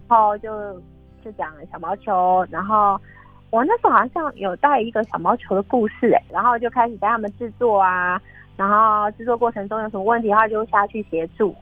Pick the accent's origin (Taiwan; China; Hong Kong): Taiwan; Pingtung County; also born or lived in Hualien County; now in Hualien, Taiwan; 我是屏东